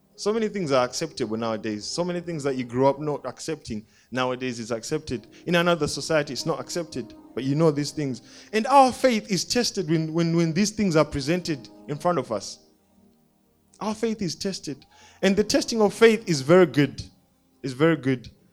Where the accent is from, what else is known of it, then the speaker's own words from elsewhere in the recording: Zimbabwe; I grew up in Zimbabwe